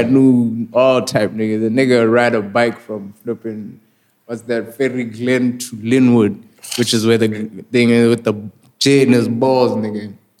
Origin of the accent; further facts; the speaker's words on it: Botswana; I'm like, nigga, I'm from Bots.